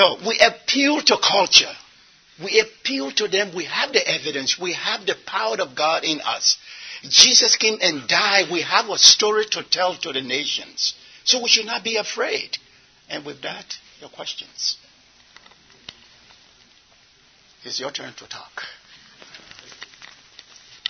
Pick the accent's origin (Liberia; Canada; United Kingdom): Liberia; now in United States; I'm from Liberia